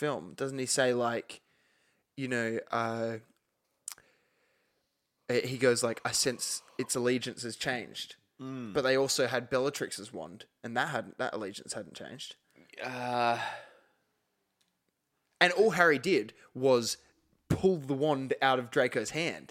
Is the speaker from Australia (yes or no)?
yes; Australia; As an Australian